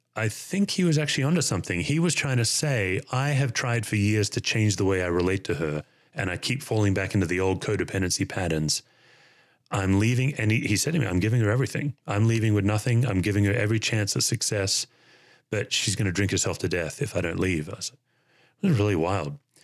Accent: Australia; moved away as an adult; now in United States; as an Australian

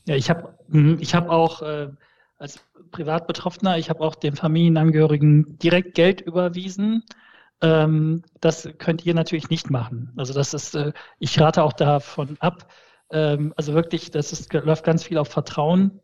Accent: the Ruhr area, North Rhine-Westphalia, Germany; German is a second language; also born or lived in Malatya, Turkey / Essen, Germany; ich komme aus dem Pott

